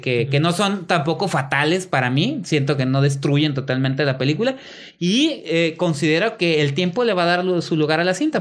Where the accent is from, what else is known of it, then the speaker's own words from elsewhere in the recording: Mexico; yo como mexicano veo películas mexicanas